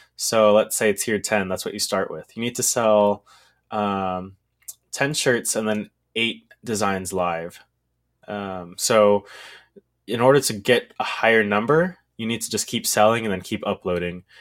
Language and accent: English; Texas, United States; I am from Texas